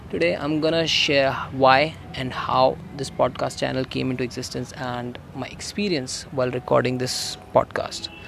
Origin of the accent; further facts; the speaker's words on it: Delhi, India; I am from Delhi, a digital marketer and a middle class teenage guy.